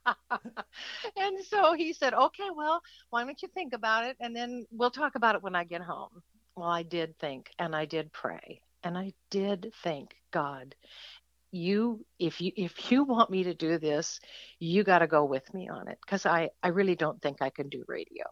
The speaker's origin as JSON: {"language": "English", "region": "California", "country": "United States", "tie": "born or raised there", "moved": "as an adult", "lives_now": "Ohio, United States", "said": "California is where I was born"}